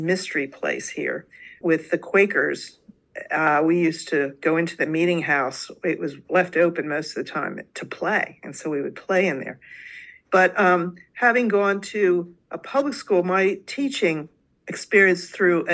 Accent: Delaware, United States; I actually was born and raised in Delaware, so I've lived here practically all my life

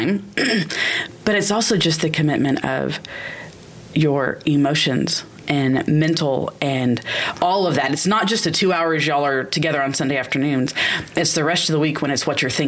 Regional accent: Alvin, Texas, United States; Growing up in Alvin, Texas, we always had a Kroger.

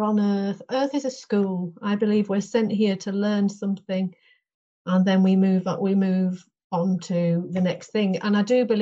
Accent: Longridge, North West England, United Kingdom; moved away as an adult; now in Castle Carrock, United Kingdom; I'm from Longridge, near Preston, Lancashire.

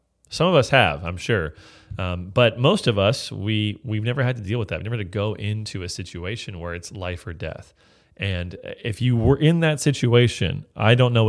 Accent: California, United States; But I'm from California, we don't talk that way.

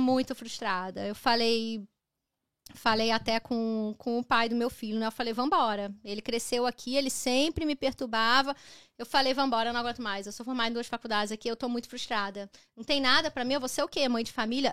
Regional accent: Brazil; now in Canada; eu saí do Brasil

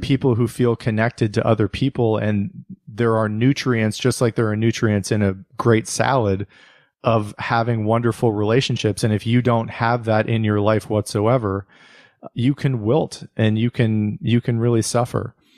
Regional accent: United States; my own life as an American

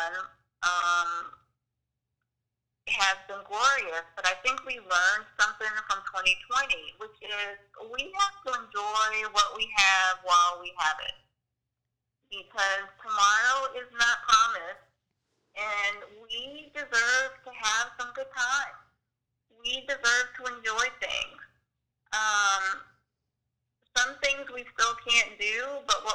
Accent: the South, United States; I am a Southerner.

